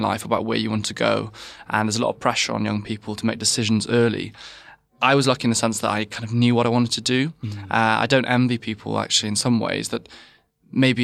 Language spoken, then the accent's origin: English; West Wales, United Kingdom; I'm actually from West Wales. I grew up in a family that was completely not medical at all.